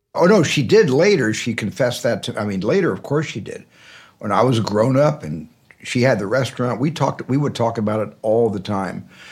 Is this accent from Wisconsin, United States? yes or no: no; Arizona, United States; in a family, in a large family growing up in Arizona.